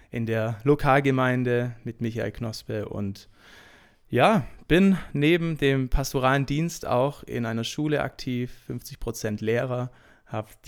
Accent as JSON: {"language": "German", "town": "Urbach", "region": "Baden-Württemberg", "country": "Germany", "said": "Ich komme aus Urbach, gehe in die Gemeinde Plüderhausen, ist eine Gemeinde Gottes und bin dort seit ich denken kann eigentlich groß geworden"}